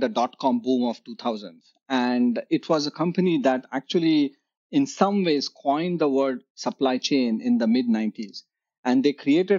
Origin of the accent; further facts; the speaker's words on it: Mumbai, Maharashtra, India; growing up in Bombay